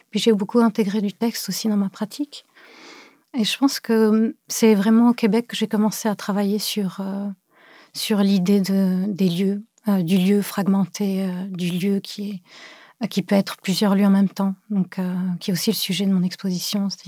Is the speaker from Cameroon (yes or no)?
yes; Cameroon; also born or lived in Beirut / France; now in Montreal, Canada; euh, je suis une artiste en art visuel. Je suis née à Beyrouth. Euh, j'ai grandi au Cameroun, en France.